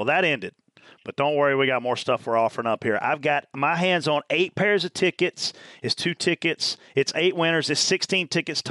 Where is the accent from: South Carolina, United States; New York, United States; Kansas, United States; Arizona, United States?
South Carolina, United States; Pageland; I grew up in Pageland, South Carolina